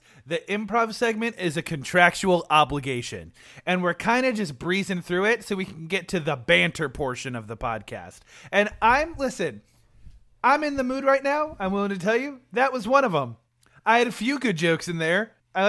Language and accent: English; Appalachia, United States; I'm from Appalachia. I hate it when people make me say that. Do you know how infrequently I try to say the word Appalachia?